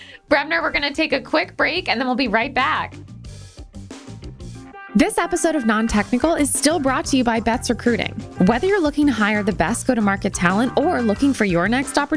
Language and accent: English; Connecticut, United States; growing up in Connecticut